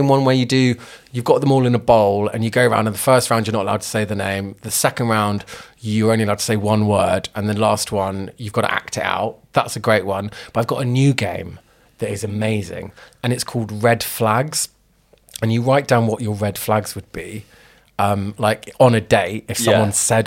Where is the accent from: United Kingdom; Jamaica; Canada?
United Kingdom; London; as a Londoner